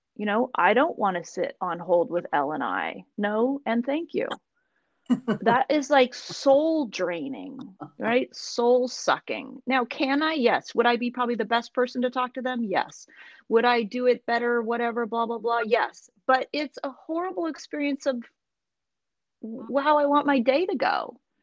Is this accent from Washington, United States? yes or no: yes; Seattle, Washington, United States; moved away; who was born and raised in the Seattle area, but I think those of us who were, we we go away long enough to realize we want to come back